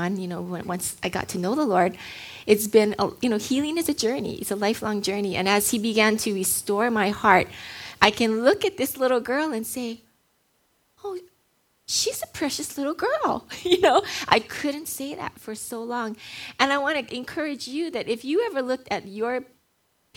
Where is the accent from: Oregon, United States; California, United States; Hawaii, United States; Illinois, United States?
Hawaii, United States; I was born and raised in Hawaii, grew up here